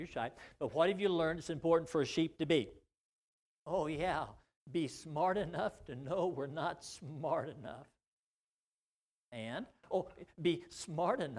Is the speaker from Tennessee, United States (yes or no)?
no; Missouri, United States; in my small county seat town I grew up to in Missouri